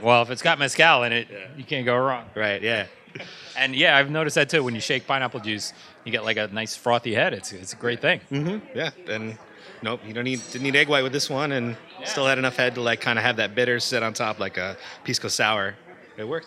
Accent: Chicago, Illinois, United States; I'm from Chicago, Illinois.

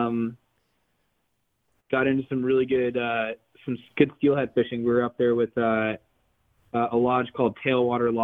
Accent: New Jersey, United States; also born or lived in Sewanee, Tennessee; I grew up in New Jersey

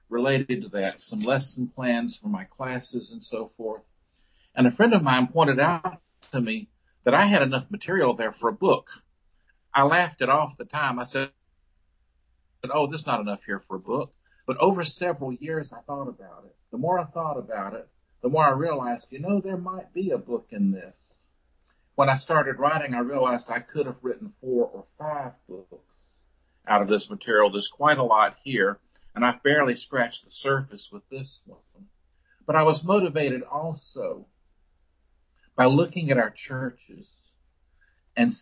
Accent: Memphis, Tennessee, United States; moved away as an adult; also born or lived in Fort Worth, Texas; I was born in Memphis, Tennessee, and saved at the First Baptist Church in Memphis way back in 1971

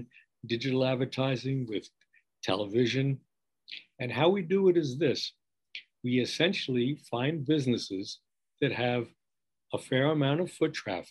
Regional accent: New York, United States; accent: New York; moved away as an adult; also born or lived in California; now in Long Beach, United States; my accent belies the fact that I'm an Easterner. I mean, you can't ever lose your New York accent, even though I haven't been in New York in over 40 years

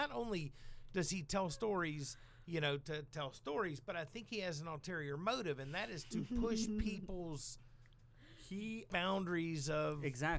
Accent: the South, United States; I'm from the South

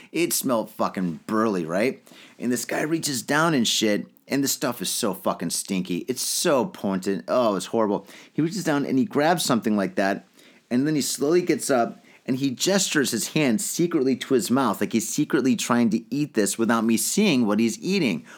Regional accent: Detroit, Michigan, United States; moved away as an adult; now in Tokyo, Japan; I grew up in the Detroit area

